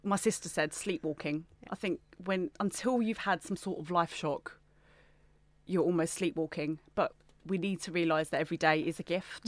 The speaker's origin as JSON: {"language": "English", "town": "Gravesend", "region": "South East England", "country": "United Kingdom", "tie": "born or raised there", "said": "I'm from Gravesend in Kent"}